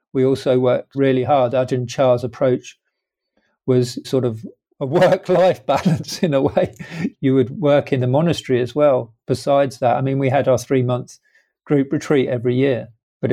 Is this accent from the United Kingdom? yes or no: yes; London, United Kingdom; where I live in London, where I was born in London